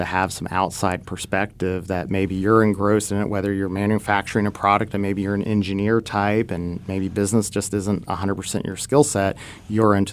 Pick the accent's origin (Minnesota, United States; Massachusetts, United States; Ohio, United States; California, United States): Ohio, United States; Dayton; my hometown of Dayton, Ohio